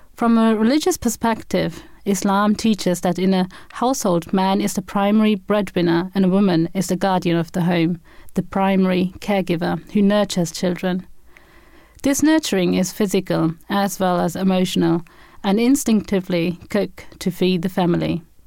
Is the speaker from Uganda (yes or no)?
no; Germany; moved away as an adult; now in Andover, United Kingdom; I was born and brought up in Germany and moved to the U K in two thousand and seven